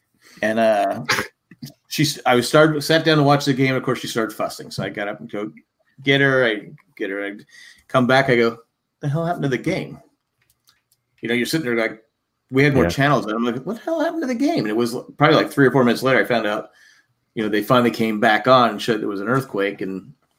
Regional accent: San Diego, California, United States; when I was a kid, I grew up in San Diego.

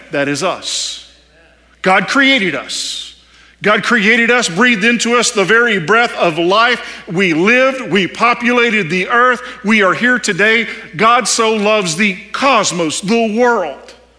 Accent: Texas, United States; I'm from Texas, and so is my wife. And if you couldn't tell by now with the accent, that's where we're from

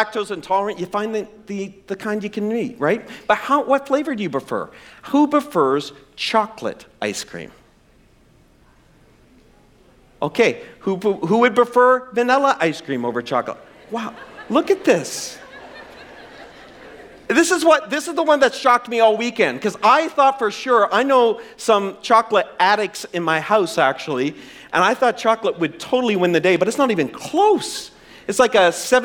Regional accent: the Maritimes, Canada; I'm from the Maritimes. And our idea of spice was salt and pepper.

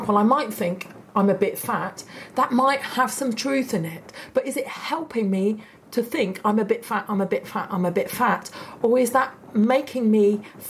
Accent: United Kingdom; I'm a Brit

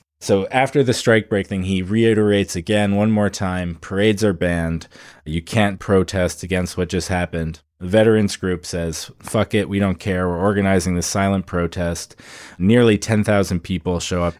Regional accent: Medicine Hat, Alberta, Canada; my hometown of Medicine Hat

